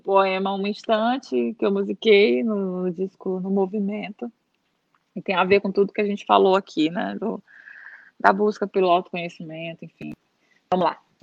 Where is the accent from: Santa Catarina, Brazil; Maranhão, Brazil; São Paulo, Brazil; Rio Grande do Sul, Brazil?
Maranhão, Brazil; São Luís; moved away as an adult; na nossa cidade é, é uma ilha é, é, em, em alguns aspectos, assim, não só questão geográfica, né? Hum, e, e, na época que eu saí de São Luís, em 2000